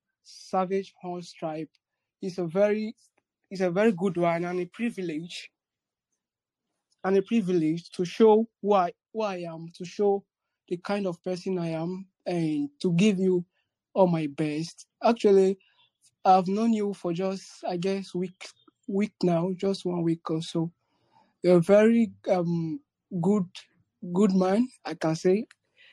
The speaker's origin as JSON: {"language": "English", "country": "Nigeria", "said": "I'm from Africa, Nigeria precisely."}